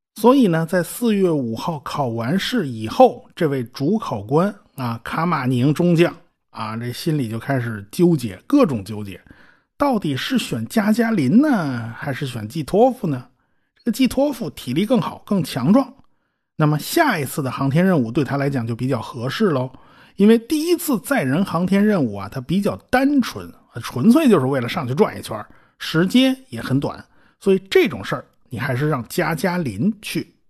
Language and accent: Chinese; China; 我们中国人